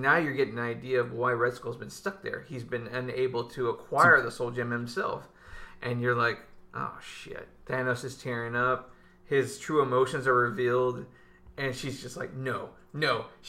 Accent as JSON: {"language": "English", "region": "Minnesota", "country": "United States", "said": "No, I'm from Minnesota."}